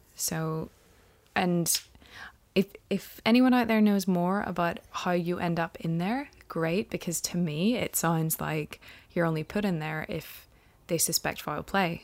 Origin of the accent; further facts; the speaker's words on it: Ireland; He brought Christianity to us pagans in Ireland